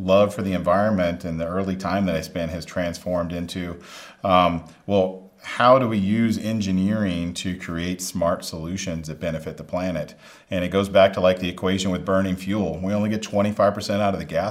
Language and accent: English; Smoky Mountains of Tennessee, United States; I grew up in the Smoky Mountains of Tennessee, so I grew up in nature